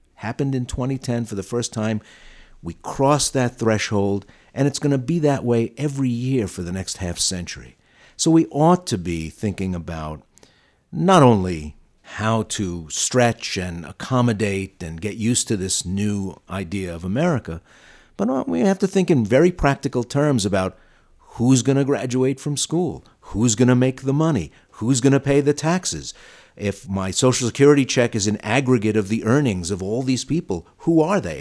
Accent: New York City, New York, United States; accent: Brooklyn; my Brooklyn accent

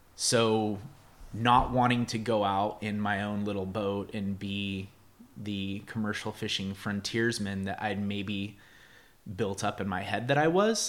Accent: San Jose, California, United States; I grew up in the Bay Area

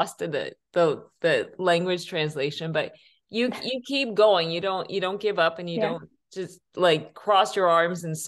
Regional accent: Canada; I'm from Canada

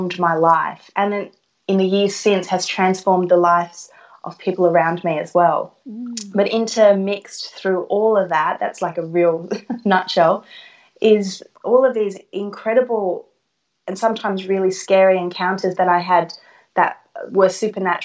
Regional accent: Sydney, New South Wales, Australia; I was born and raised in Sydney, and I'm from an Italian family

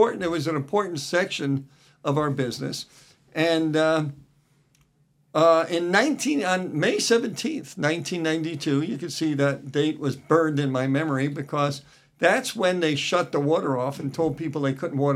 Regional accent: New Jersey, United States; moved away as an adult; now in Washington, United States; I grew up in New Jersey

